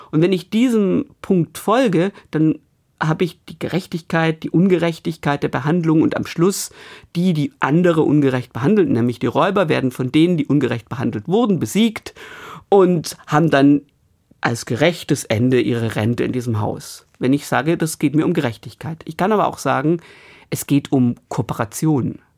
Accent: Bremen, Germany; Als Bremer Erzählerin, Geschichtenhändlerin komme ich natürlich um die Bremer Stadtmusikanten nicht rum.

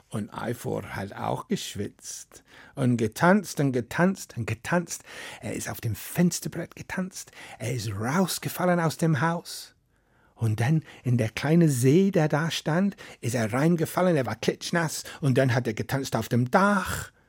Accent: Wales, United Kingdom; German is a second language; moved away; Ich komme aus Wales und in Wales, wir haben unsere eigene Sprache

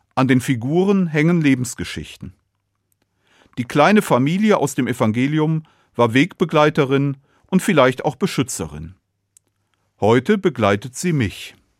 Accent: Cologne, North Rhine-Westphalia, Germany; Ich bin in Köln geboren

